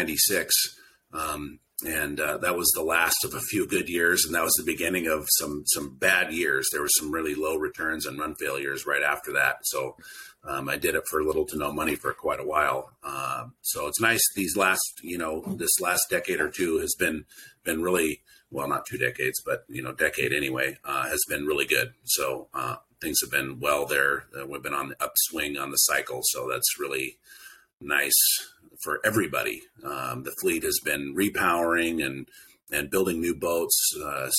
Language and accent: English; Cordova, Alaska, United States; I grew up in Cordova.